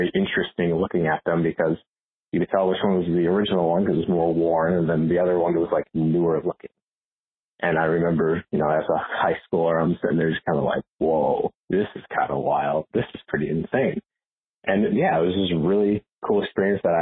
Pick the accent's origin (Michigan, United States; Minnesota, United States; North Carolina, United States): Minnesota, United States; Northfield; I hail from Northfield, Minnesota